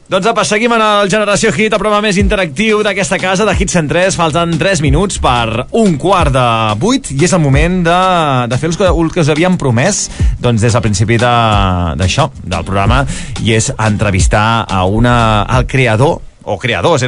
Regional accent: Valls, Catalonia, Spain; Jo sóc de Valls

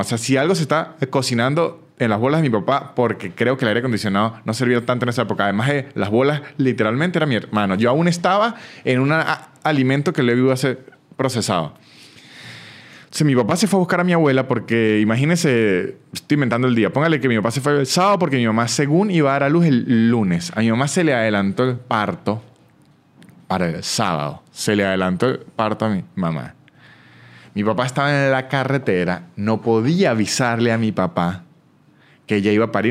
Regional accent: San Cristóbal, Táchira, Venezuela; moved away as an adult; now in Argentina; yo soy de San Cristóbal, un estado que queda como a siete horas de donde vive

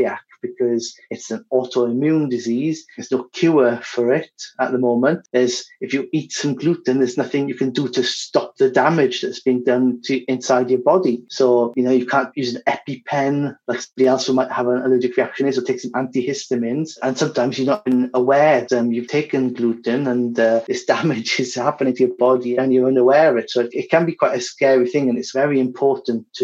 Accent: Wales, United Kingdom; moved away as an adult; also born or lived in Barcelona, Spain / Zaragoza, Spain; now in Madrid, Spain; I'm from Wales originally, and I've been in Spain, mostly in Madrid, for over 10 years now

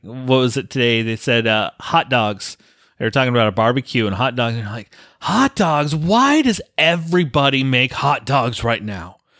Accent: Colorado, United States; moved away; I grew up in Colorado

